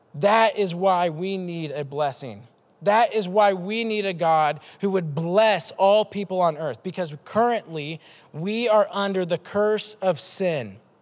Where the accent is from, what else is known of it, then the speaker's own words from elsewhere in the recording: Des Moines, Iowa, United States; I'm from Des Moines, 515 Southeast Polk